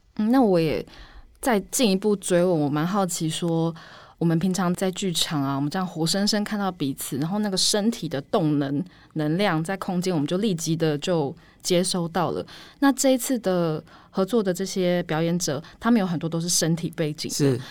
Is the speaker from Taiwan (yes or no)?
yes; Taiwan; 我们是出生于台湾的嗯。艺术创作者嘛